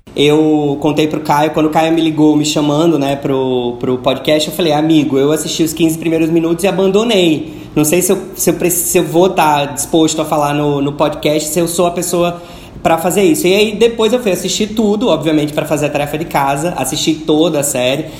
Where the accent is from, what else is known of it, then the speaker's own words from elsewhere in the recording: Natal, Rio Grande do Norte, Brazil; Na minha terra, lá em Natal, falam juntam Leco com Cré